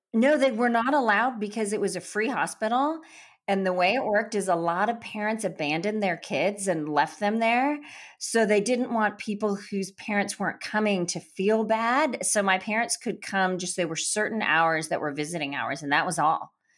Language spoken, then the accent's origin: English; Chennai, Tamil Nadu, India; I was born in the south of India in Madras, which is called Chennai now